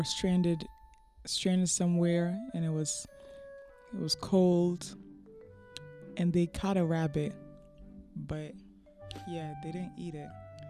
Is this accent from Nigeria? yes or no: yes; Nigeria; I'm Nigerian